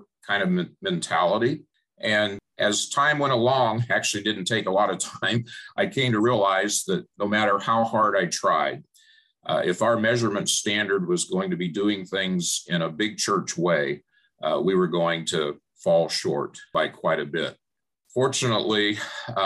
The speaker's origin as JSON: {"language": "English", "town": "Phoenix", "region": "Arizona", "country": "United States", "tie": "born or raised there", "said": "I grew up in Phoenix"}